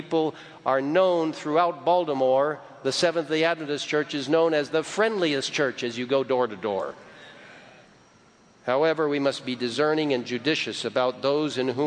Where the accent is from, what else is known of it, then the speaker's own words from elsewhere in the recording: Egypt; moved away; I grew up in Egypt, and it's a wonderful country